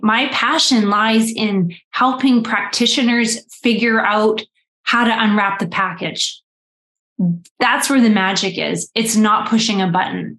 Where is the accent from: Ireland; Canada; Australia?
Canada; I am Canadian